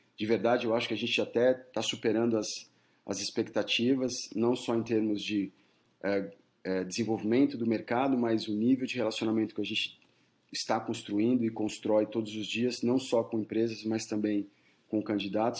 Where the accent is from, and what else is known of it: Brazil; moved away as an adult; now in United States